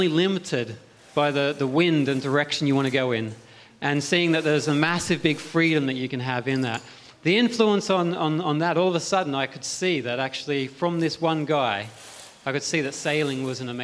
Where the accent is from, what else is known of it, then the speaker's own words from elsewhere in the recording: Australia; moved away as an adult; now in Cowes, United Kingdom; I came from Australia where you had the masses of open land